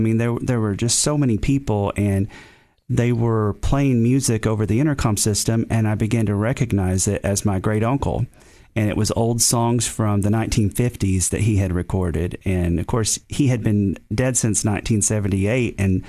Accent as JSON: {"language": "English", "region": "Tennessee", "country": "United States", "accent": "Eastern Tennessee", "said": "he was probably laughing at my Eastern Tennessee accent."}